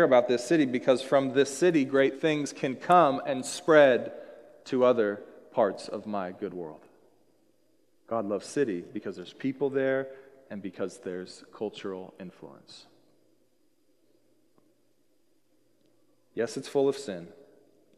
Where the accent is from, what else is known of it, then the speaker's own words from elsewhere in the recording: Seattle, Washington, United States; moved away as an adult; also born or lived in Colorado; I was born here in the Seattle area